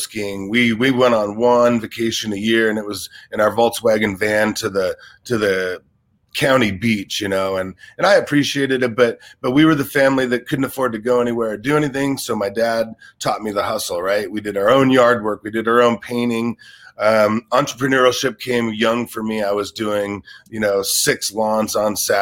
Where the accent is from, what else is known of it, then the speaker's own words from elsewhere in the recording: Los Angeles, California, United States; also born or lived in Sioux Falls, South Dakota; I was in Los Angeles by the time I was about 1.5 years old. So you could kind of say I was raised here